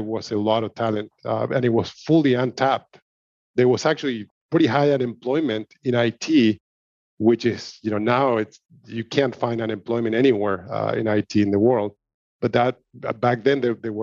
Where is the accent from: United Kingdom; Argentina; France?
Argentina; I'm originally from Argentina